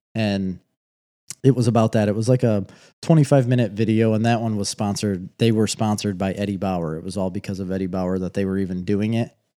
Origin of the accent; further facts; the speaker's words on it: United States; I'm too American